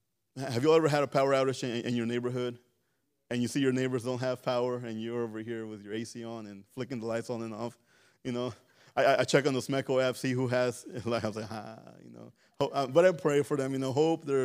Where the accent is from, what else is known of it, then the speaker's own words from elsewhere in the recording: Mexico; You know, I grew up in back in Mexico. My uncles, they were mean.